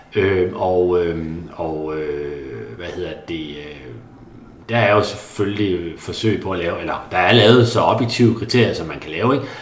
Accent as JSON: {"language": "Danish", "area": "a small town just outside Karup", "region": "Central Denmark Region", "country": "Denmark", "tie": "born or raised there", "said": "i en lille by lidt uden for Karup, hvor jeg voksede op"}